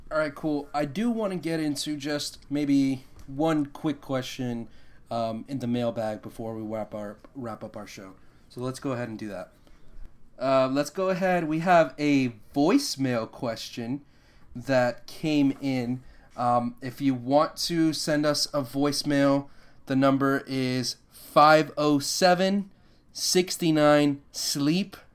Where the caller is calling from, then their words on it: Boston, Massachusetts, United States; I'm from Las Vegas. I transplant from Boston, Massachusetts.